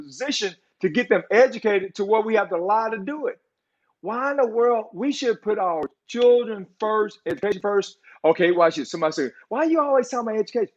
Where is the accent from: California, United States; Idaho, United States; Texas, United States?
Texas, United States; Beaumont; I came from North End Beaumont. Ain't nothing good from North End Beaumont